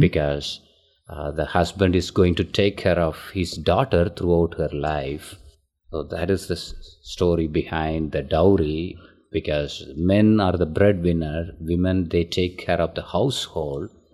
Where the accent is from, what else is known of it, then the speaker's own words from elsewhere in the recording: Tamil Nadu, India; first language Tamil; English is a second language; moved away as an adult; now in Carmel, United States; That's uh, located in southern part of India, and my hometown is Audeyanur.